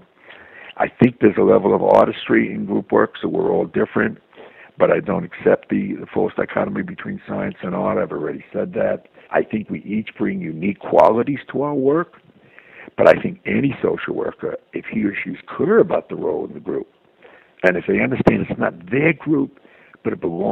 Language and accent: English; New York City, New York, United States; me growing up in Brooklyn, which I would call Brooklyn strong culture